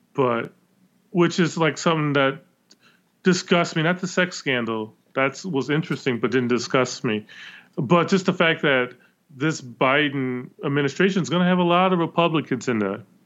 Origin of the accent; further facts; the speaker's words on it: Wisconsin, United States; I am a Wisconsin resident, but I'm calling from Waikiki